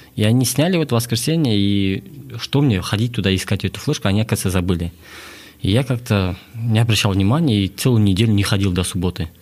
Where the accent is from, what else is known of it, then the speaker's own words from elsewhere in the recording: Astana, Kazakhstan; also born or lived in Klyuchi, Shortandy District, Akmola Region; я родом с Шортандыск, с поселка Ключи, а, родился в 91 году, и в 2000 году мы переехали в город